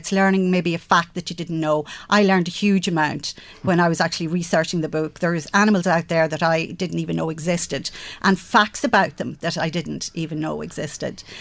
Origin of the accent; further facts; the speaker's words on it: Castlebellingham, County Louth, Ireland; I grew up in Bellingham Village